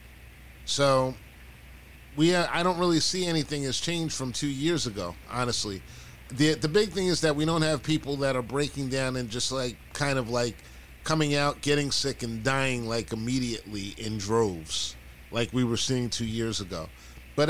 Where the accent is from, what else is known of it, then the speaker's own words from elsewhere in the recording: United States; I grew up in this country